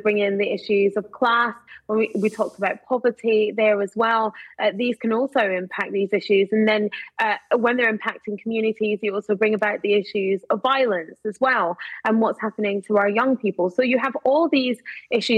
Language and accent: English; Glasgow, Scotland, United Kingdom; I grew up in Glasgow